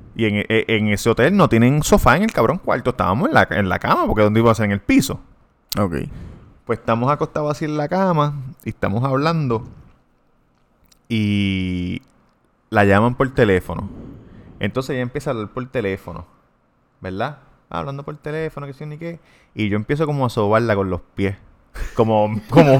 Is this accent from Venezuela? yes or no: no; Puerto Rico; yo soy puertorriqueño